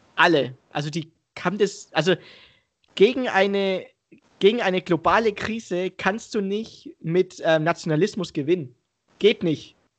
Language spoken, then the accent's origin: German; Germany; ein Deutscher mit Migrationshintergrund